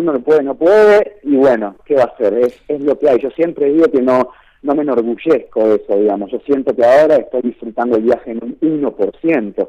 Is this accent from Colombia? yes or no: no; Argentina; soy argentino